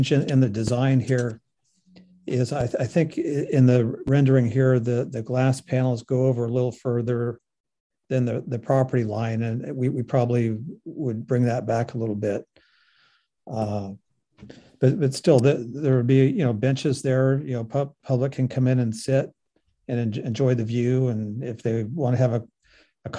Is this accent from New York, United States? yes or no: no; Sausalito, California, United States; I grew up in Sausalito